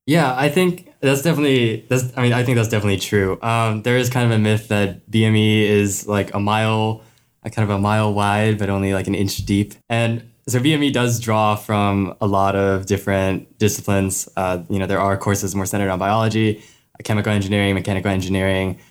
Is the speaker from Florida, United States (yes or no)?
yes; Gainesville, Florida, United States; I'm from Gainesville, Florida.